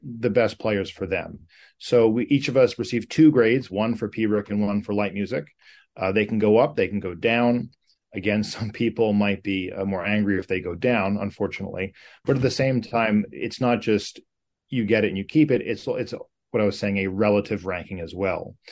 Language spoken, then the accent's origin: English; United States; as an American, uh, in playing North America all my life